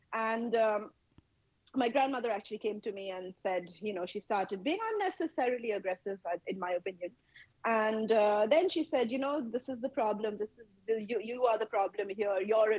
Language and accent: English; Kolkata, West Bengal, India; I am based in India. I am from Kolkata in the state of West Bengal. And I spent a fair chunk of my life here.